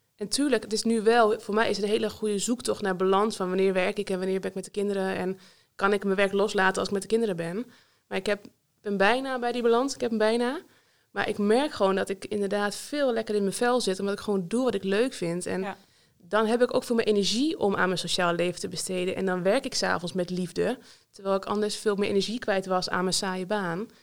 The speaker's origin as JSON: {"language": "Dutch", "region": "North Holland", "country": "Netherlands", "also_born_or_lived": "Leeuwarden / Friesveen, near Almelo", "moved": "as an adult", "lives_now": "Vriezenveen, Netherlands", "said": "Ik ben, oorspronkelijk kom ik dus uit Noord-Holland"}